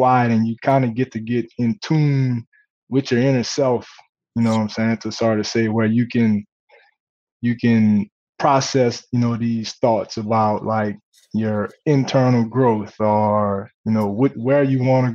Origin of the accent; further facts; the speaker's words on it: Gramercy, Louisiana, United States; Gramercy is a very, very small town. I think when I was growing up, it was probably population 2,000-3,000